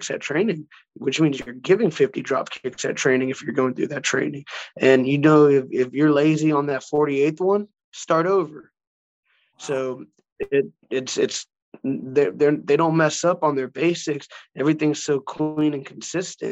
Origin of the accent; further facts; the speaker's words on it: Houston, Texas, United States; moved away as an adult; now in Japan; growing up in Texas and Houston